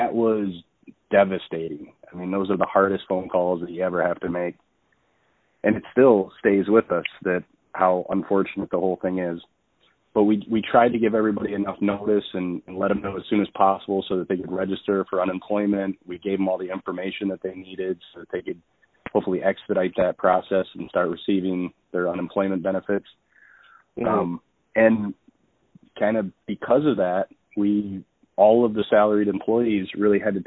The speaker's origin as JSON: {"language": "English", "town": "Holt", "region": "Michigan", "country": "United States", "tie": "born or raised there", "said": "I grew up in Holt. We've lived here our entire lives"}